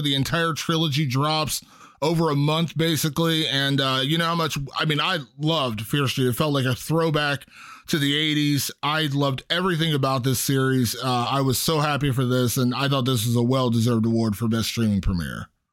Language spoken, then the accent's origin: English; Ohio, United States; my home state of Ohio